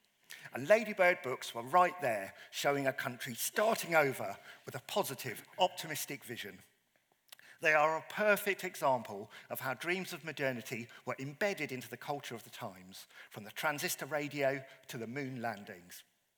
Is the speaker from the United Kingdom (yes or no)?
yes; Croydon, London, United Kingdom; this is my hometown of Croydon, illustrated by local artist Bernard Robinson. A concrete landscape of flyovers, tower blocks and underpasses that so epitomises the world that many of us grew up in.